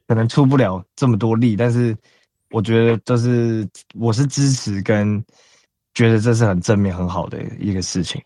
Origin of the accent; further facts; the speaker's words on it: Taiwan; 我大概七，七岁前后就已经在台湾了